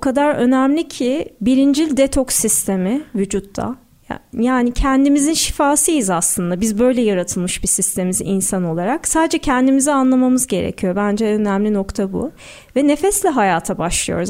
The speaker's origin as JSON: {"language": "Turkish", "region": "Istanbul", "country": "Turkey", "tie": "born or raised there", "said": "Doğma büyüme Sarıyerliyim, İstanbulluyum."}